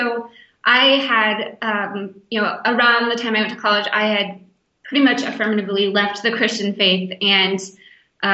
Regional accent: Western North Carolina, United States; also born or lived in Jackson, Mississippi; I was born in Jackson, Mississippi, but I was raised in Western North Carolina in the mountains

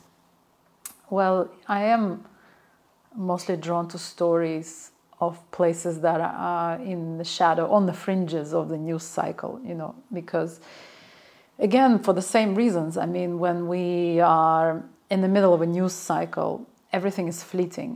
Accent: Baku, Azerbaijan; my memories of growing up in Baku in a similar courtyard

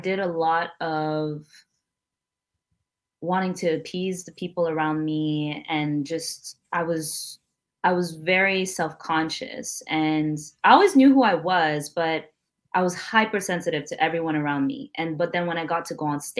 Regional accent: Montreal, Quebec, Canada; a young Black girl, Burundian, growing up in Montreal, bilingual

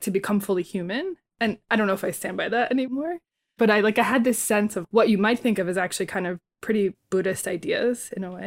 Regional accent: Bayonne, New Jersey, United States; I was born and raised in Bayonne, New Jersey

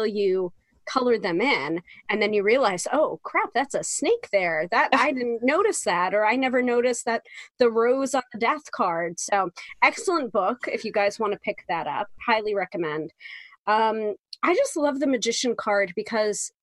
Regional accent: New York, United States; the New Yorker

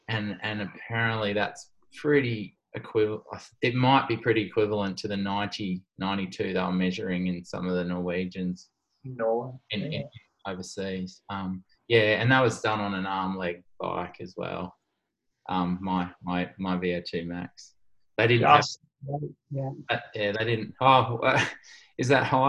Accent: Sydney, New South Wales, Australia; In Wirunga in Sydney

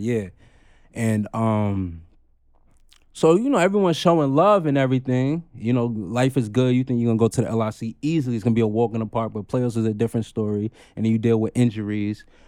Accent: Long Island, New York, United States; born or raised there; also born or lived in Queens, New York

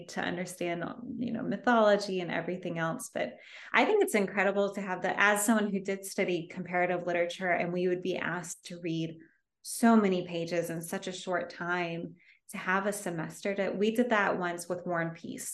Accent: Georgia, United States; also born or lived in Davis, California; I'm from Georgia

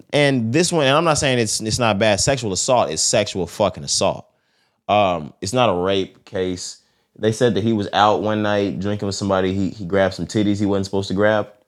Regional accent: Texas, United States; I'm from Texas

